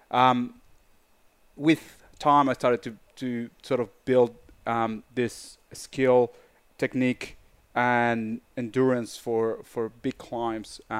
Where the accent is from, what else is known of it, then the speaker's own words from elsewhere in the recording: Mexico City, Mexico; growing up in Mexico, um, I had a big advantage. You know, um, Mexico City is 2,000 meters over sea level already and most of the mountains around Mexico City are in the range between 5,000 to 5,700 meters. That was my backyard.